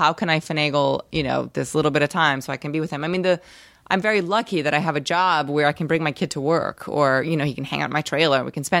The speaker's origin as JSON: {"language": "English", "town": "New York City", "region": "New York", "country": "United States", "tie": "born or raised there", "also_born_or_lived": "Rio de Janeiro, Brazil / Los Angeles", "said": "I grew up in New York. Oh, you did? Yeah. Okay. New York City. I moved there when I was 7 from Brazil. I was born in Brazil. Spent that part of my life there."}